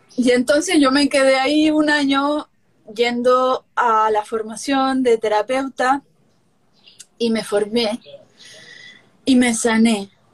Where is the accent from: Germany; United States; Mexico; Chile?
Chile; a Chile, donde yo nací